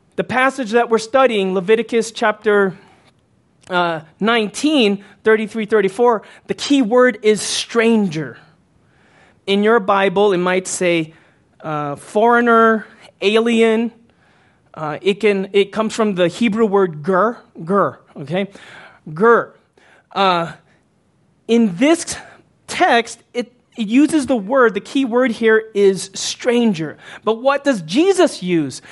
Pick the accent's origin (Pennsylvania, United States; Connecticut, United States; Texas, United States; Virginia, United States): Texas, United States; Houston; moved away as an adult; when I was growing up as a teen and into my early 20s until I moved away from Houston